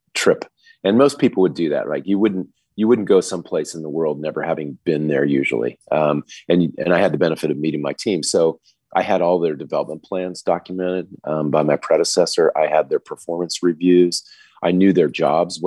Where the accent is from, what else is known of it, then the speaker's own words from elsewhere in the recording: United States; moved away as an adult; also born or lived in Australia / New Zealand; now in Singapore; I was … from America